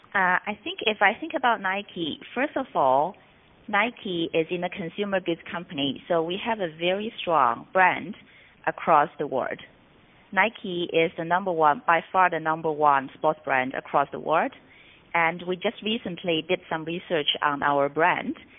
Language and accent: English; Shanghai, China; moved away as an adult; also born or lived in Singapore; moved back to Shanghai, my hometown